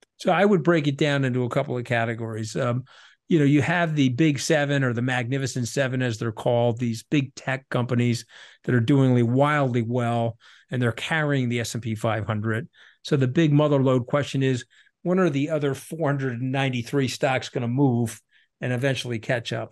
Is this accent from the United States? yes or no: yes; New York, United States; I'm a New Yorker